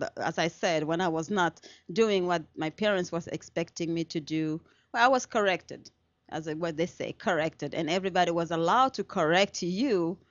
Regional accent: Senegal; English is a second language; moved away; I am from Senegal, West Africa, and I was born and raised in Senegal

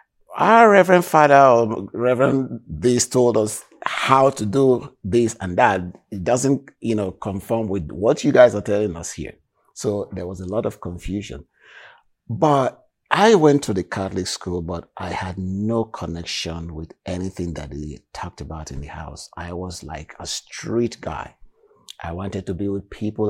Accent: Warri, Delta, Nigeria; moved away as an adult; now in Canada; I was born in Delta, in a city called Warri

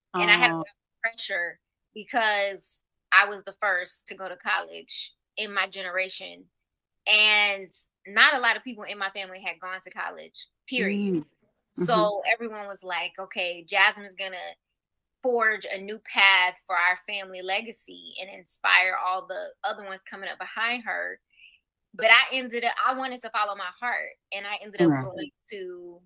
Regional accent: Marietta, Georgia, United States; also born or lived in Atlanta, Georgia; I grew up in Marietta

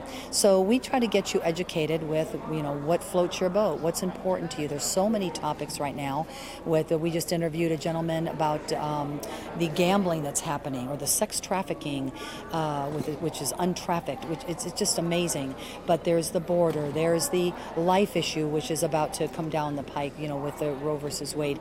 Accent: Caracas, Capital District, Venezuela; now in United States; I'm not from here. I'm actually from Caracas, Venezuela.

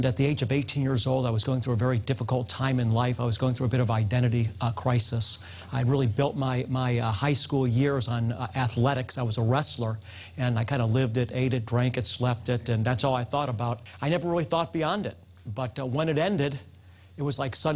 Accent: United States; As an American

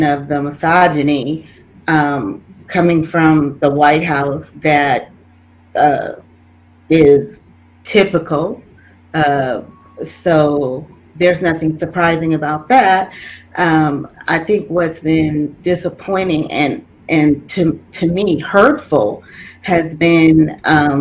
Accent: Georgia, United States; moved away; I'm in my home state of Georgia this weekend

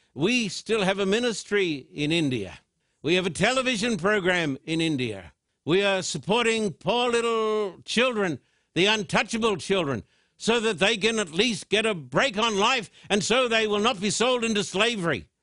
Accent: Australia; I'm an Australian with American citizenship too.

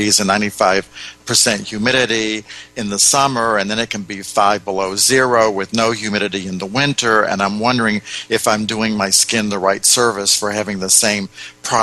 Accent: United States; being an American

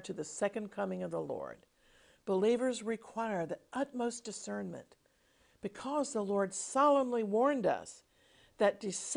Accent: United States; When I was growing up in America

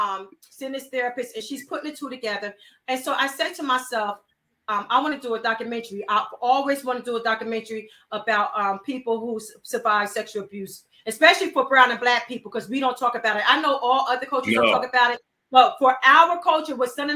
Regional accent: Trenton, New Jersey, United States; I'm from Trent, New Jersey.

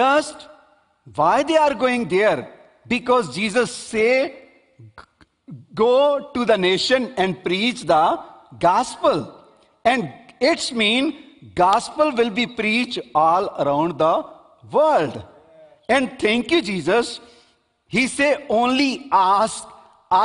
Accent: Pakistan; I am Pakistani guy

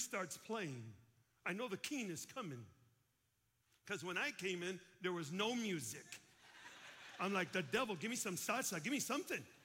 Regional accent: Chicago, Illinois, United States; I'm from Chicago

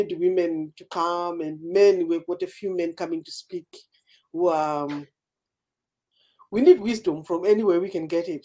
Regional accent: Zimbabwe; moved away as an adult; also born or lived in Britain; now in United Kingdom; I'm from Zimbabwe.

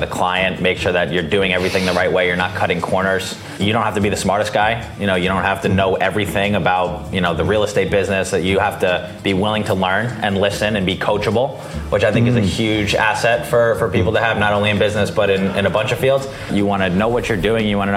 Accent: Long Island, New York, United States; also born or lived in New Hampshire; I was born and raised on Long Island, New York

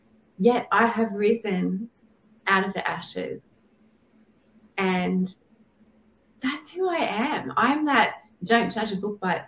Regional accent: Sydney, New South Wales, Australia; I'm from Sydney, Australia. And I am a mum of five, grandma to one

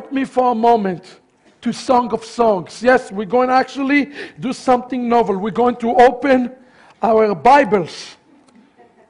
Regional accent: Sharon, Central District, Israel; I was born in Sharon. That's where I was born

